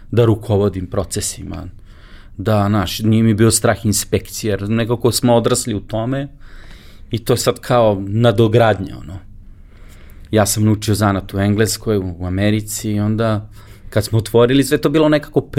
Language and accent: Croatian; Belgrade, Serbia; ja sam maltene jedini iz Beograda